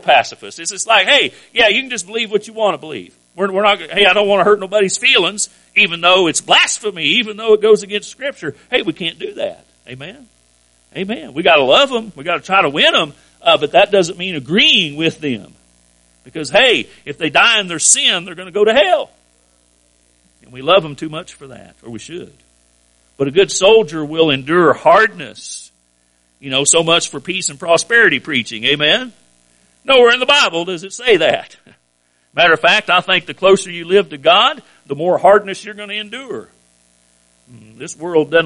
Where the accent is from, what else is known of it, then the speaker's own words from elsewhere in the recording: United States; I'm an American, but I'm a Christian first